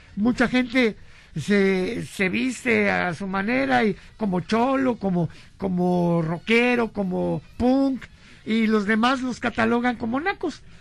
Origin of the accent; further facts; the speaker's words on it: Veracruz, Mexico; Mis orígenes son de, la, de, los Totonacas porque nací en Veracruz.